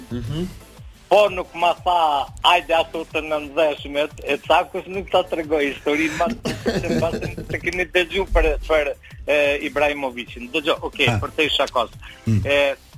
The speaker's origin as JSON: {"language": "Albanian", "region": "Drenica", "country": "Kosovo", "said": "jam drenicak dhe jam pshatare"}